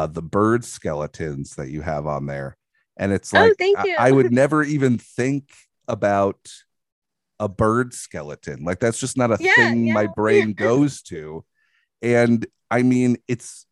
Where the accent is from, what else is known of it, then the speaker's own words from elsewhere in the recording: Long Island, New York, United States; moved away; also born or lived in Bushwick, Brooklyn; I'm from New York. I'm from Long Island